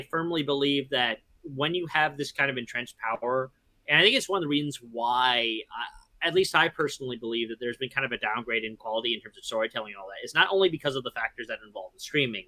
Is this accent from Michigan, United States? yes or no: yes; near Grand Ledge, Michigan, United States; I grew up near Grand Lynch, Michigan